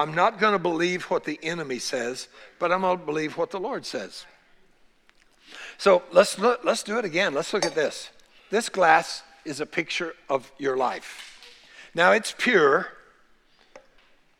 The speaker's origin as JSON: {"language": "English", "country": "United States", "tie": "born or raised there", "said": "born here in the United States of America"}